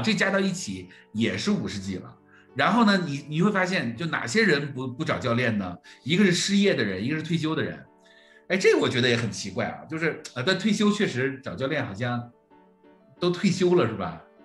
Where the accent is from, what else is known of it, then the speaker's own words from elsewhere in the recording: Jilin, China; 我是吉林人嘛，我是吉林人啊，我是东北人